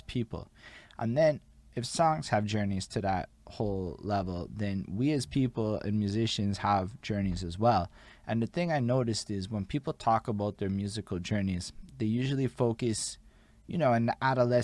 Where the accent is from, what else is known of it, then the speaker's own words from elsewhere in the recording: Montreal, Quebec, Canada; I'm from Montreal